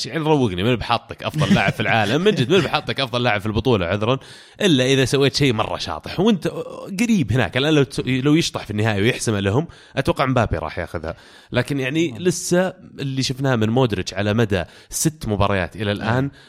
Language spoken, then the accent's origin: Arabic; Riyadh, Riyadh Province, Saudi Arabia